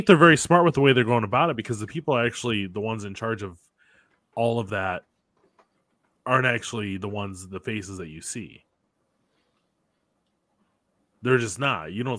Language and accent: English; the North, United States; Like, I grew up in the North.